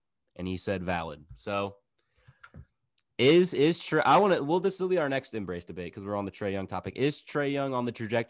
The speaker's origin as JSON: {"language": "English", "town": "St. Louis", "region": "Missouri", "country": "United States", "said": "I'm from St. Louis."}